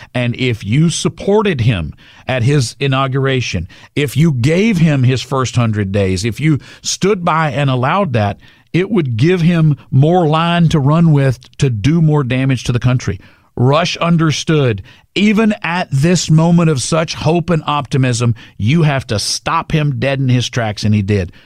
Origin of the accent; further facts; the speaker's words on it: Orange, Texas, United States; I grew up in Southeast Texas